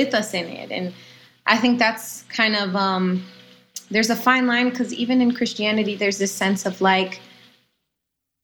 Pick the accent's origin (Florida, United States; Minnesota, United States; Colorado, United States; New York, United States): Florida, United States; Orlando; I'm from Orlando, Florida, and at my local church